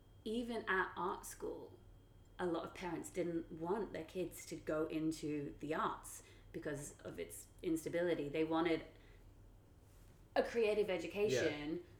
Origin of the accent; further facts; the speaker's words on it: Singapore; moved away; growing up in Singapore